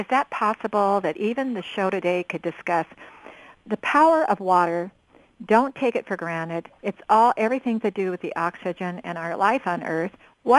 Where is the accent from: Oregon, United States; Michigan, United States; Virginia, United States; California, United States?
Oregon, United States; growing up in Oregon